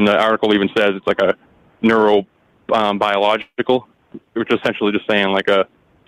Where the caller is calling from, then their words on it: Massachusetts, United States; Hey, Mike. … from Mass.